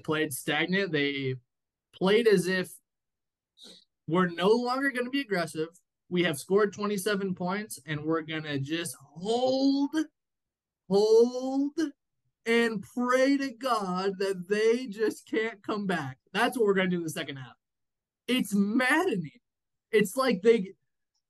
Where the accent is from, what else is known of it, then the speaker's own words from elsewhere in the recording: San Diego, California, United States; growing up in San Diego